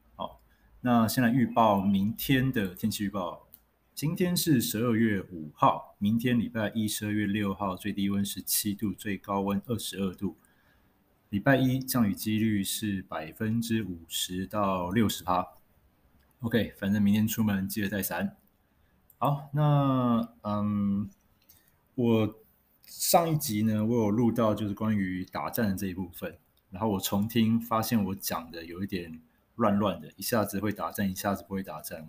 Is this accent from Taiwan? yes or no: yes; Taiwan; 我们台湾人